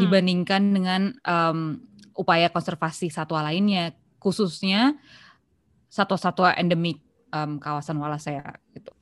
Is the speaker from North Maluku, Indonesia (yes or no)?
no; South Tangerang, Banten, Indonesia; also born or lived in Bintaro; gue anak Pondok Aren tapi sekolahnya di Bintaro